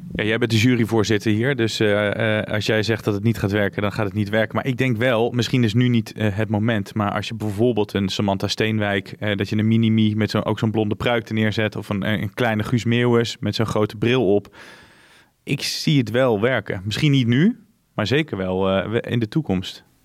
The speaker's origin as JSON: {"language": "Dutch", "town": "Tiel", "region": "Gelderland", "country": "Netherlands", "tie": "born or raised there", "said": "ik ben geboren in Tiel"}